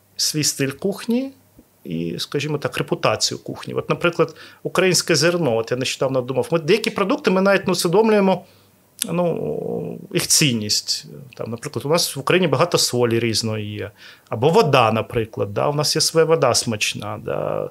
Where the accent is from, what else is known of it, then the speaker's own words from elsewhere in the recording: Odesa, Odesa Oblast, Ukraine; я народився в Одесі.